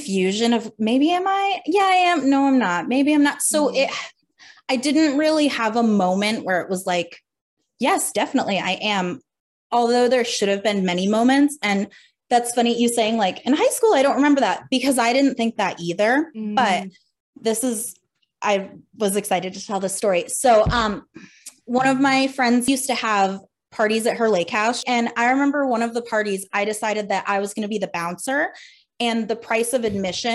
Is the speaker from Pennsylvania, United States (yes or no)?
yes; Pennsylvania, United States; now in Providence, United States; I'm from Pennsylvania, and I'm currently in Providence, Rhode Island.